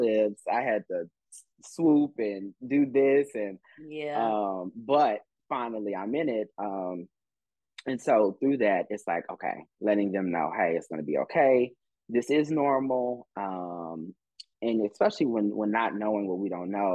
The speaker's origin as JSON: {"language": "English", "town": "Austin", "region": "Texas", "country": "United States", "moved": "as an adult", "lives_now": "Atlanta, United States", "said": "I'm originally from Austin, Texas"}